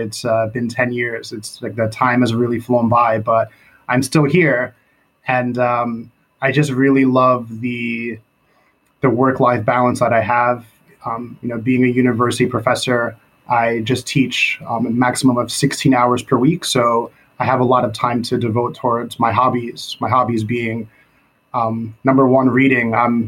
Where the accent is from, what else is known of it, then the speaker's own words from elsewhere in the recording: United States; moved away as an adult; now in Korea; I'm American first